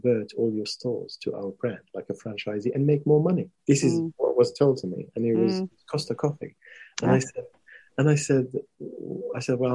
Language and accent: English; Morocco; I come from Morocco. We were colonized by the French